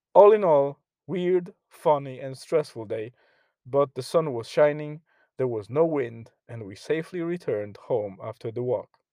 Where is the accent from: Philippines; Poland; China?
Poland; now in Ireland; my home country in Poland